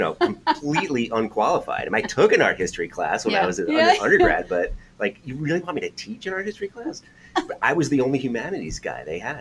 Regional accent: Oyster Bay, New York, United States; moved away as an adult; now in New Hampshire, United States; I'm from Long Island, New York, originally. I was born in Oyster Bay, raised in Oyster Bay anyway.

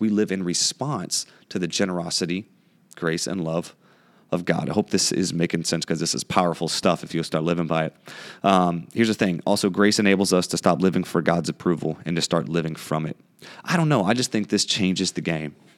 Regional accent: United States; growing up in the United States

